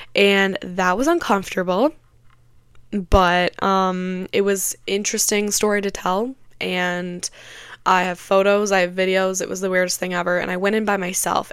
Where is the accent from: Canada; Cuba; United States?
United States; Michigan; I am from Michigan